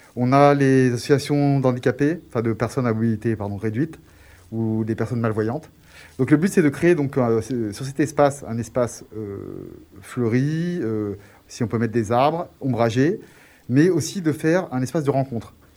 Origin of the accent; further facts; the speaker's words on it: Grenoble, Auvergne-Rhône-Alpes, France; je suis né à Grenoble, euh, j'ai fait mes études à Grenoble